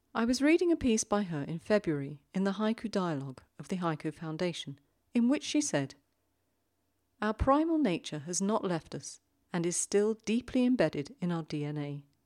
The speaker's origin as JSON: {"language": "English", "region": "London", "country": "United Kingdom", "tie": "born or raised there", "moved": "as an adult", "lives_now": "Zurich, Switzerland", "said": "I grew up in London, and I now live in the little big city in Zurich in Switzerland."}